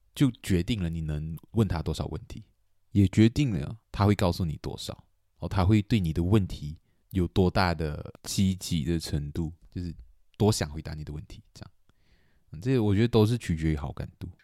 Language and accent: Chinese; Kuching, Sarawak, Malaysia; 古晋，对，我，我，我们家乡